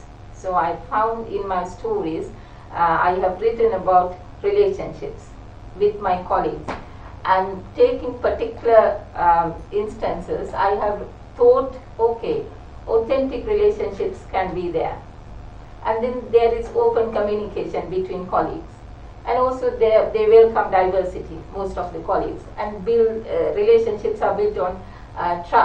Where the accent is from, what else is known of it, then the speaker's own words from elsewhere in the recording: Sri Lanka; moved away as an adult; now in United Kingdom; I come from Sri Lanka, and it is very close to India